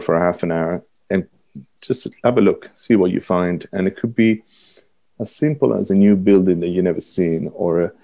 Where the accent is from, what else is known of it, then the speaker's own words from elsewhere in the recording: Rome, Lazio, Italy; accent: Italian; moved away as an adult; now in Ireland; I grew up in Rome where everybody knew everything about Rome